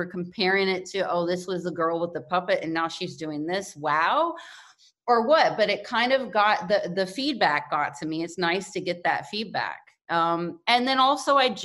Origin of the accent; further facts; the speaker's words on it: Kentucky, United States; moved away; also born or lived in New York City; I'm from Kentucky